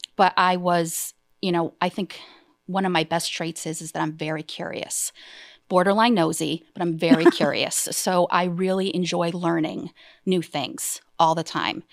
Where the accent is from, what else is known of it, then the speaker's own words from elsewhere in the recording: Easthampton, Massachusetts, United States; I I'm born and raised in East Hampton